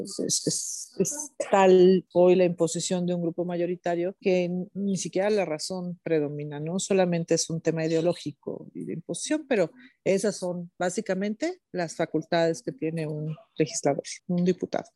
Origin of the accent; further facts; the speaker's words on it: Mexico; mi país